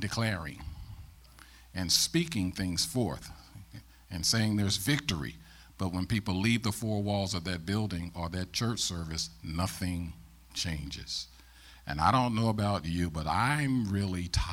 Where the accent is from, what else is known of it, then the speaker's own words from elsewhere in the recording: St. Louis, Missouri, United States; also born or lived in Ferguson, Missouri; I'm born and raised in St. Louis, Missouri